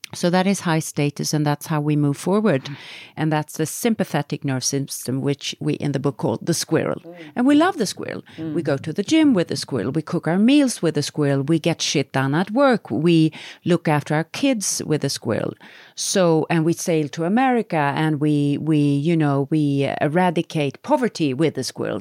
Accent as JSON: {"language": "English", "country": "Sweden", "said": "we come from Sweden"}